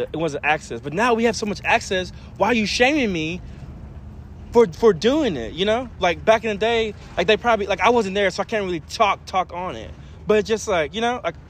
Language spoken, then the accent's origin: English; Caddo Mills, Texas, United States; I'm from Caddo Mills, and so pretty much all white school